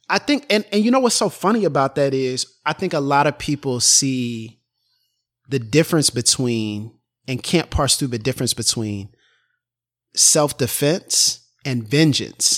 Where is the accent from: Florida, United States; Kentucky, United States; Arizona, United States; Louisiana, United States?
Florida, United States; moved away; I'm from Florida